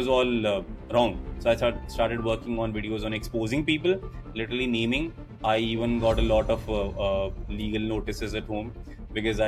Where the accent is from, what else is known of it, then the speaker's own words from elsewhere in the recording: Bara, Rajasthan, India; I actually belong to a place called Bara, which is 73 kilometers southeast to Kota in Rajasthan